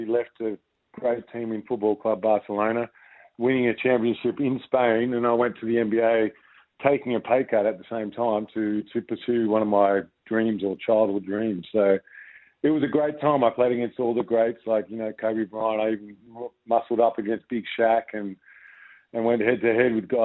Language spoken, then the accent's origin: English; Frankston, Victoria, Australia; When I was a little boy growing up in Frankston playing basketball with my brothers